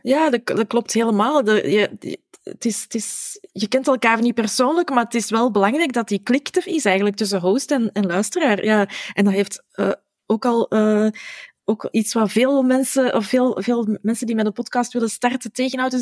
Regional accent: Flanders, Belgium; wij Vlamingen

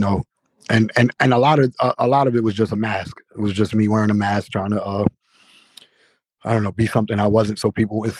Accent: New Jersey, United States; I'm from Violent, New Jersey. I grew up with three brothers, one sister

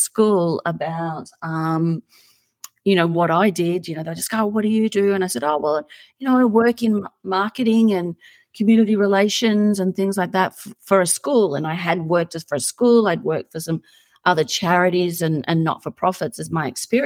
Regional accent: Australia; moved away as an adult; also born or lived in China; now in United States; I'm Australian, you probably tell from the accent.

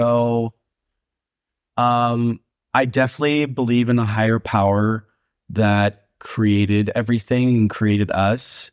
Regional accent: Long Beach, California, United States; moved away as an adult; now in Mexico City, Mexico; I'm from Long Beach

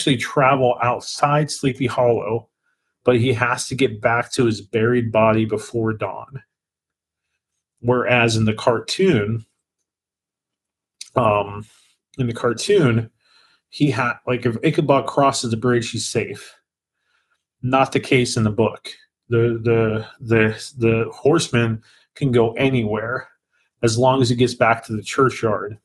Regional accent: Greensburg, Pennsylvania, United States; Greensburg, which is actually the name of my hometown in Pennsylvania

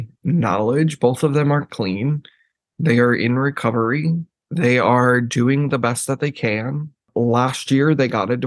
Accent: Texas, United States; also born or lived in Jerseyville, Illinois; growing up in Texas, it was very interesting

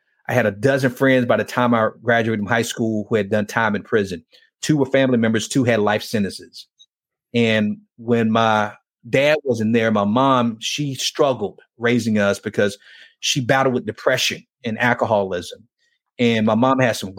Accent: Miami, Florida, United States; growing up in Miami

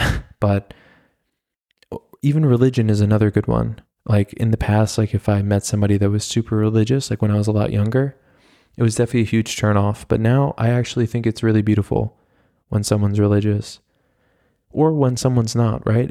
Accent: United States

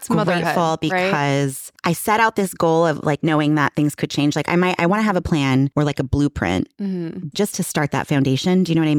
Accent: California, United States; I grew up in California.

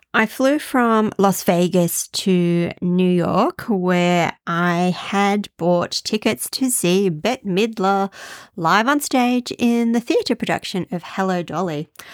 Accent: Australia; moved away; as an Australian

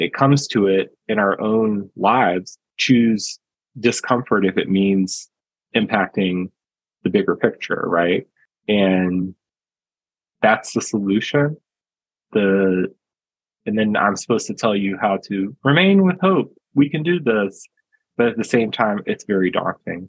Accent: United States; as a American citizen living in a very individualistic society

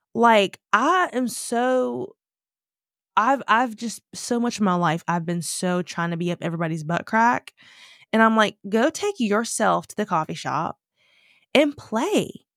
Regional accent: United States; moved away; I'm black American.

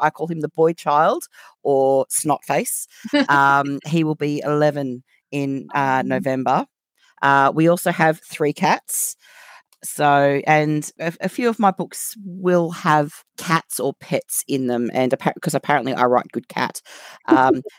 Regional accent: Australia; accent: Australian; moved away as an adult; now in United Kingdom; obviously by my accent, you can tell I'm Australian. However, I live in the UK. I've lived here since the end of 2015

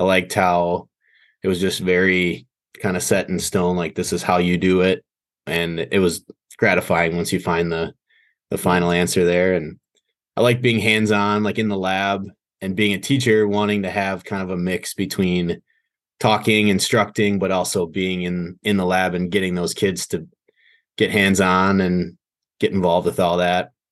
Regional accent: Green Bay, Wisconsin, United States; I was born and raised in Green Bay, Wisconsin

